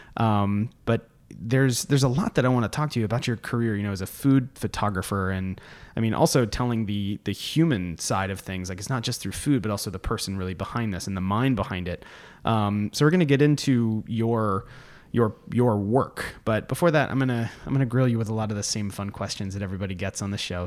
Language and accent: English; Florida, United States; also born or lived in Virginia; I grew up in Florida, so not East Tennessee